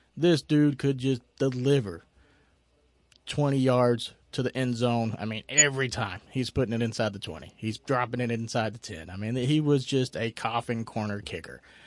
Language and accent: English; Tennessee, United States; now in Florida, United States; I grew up in Tennessee